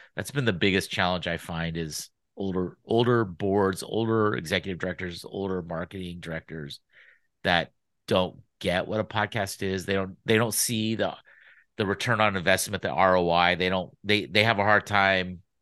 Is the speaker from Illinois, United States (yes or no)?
no; Sacramento, California, United States; also born or lived in San Diego / Los Angeles; I grew up in Sacramento